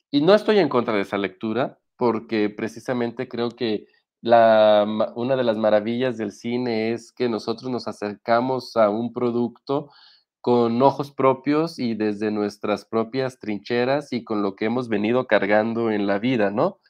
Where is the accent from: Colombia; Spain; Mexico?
Mexico; como mexicanos